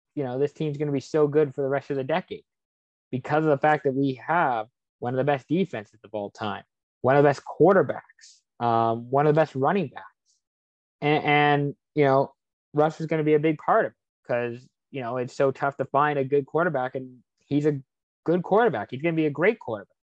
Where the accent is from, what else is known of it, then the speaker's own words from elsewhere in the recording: Lake Stevens, Washington, United States; moved away; also born or lived in Kirkland, Washington; I'm originally from Seattle. Kirkland, Washington was born there grew up uh, mostly in Lake Stevens, Washington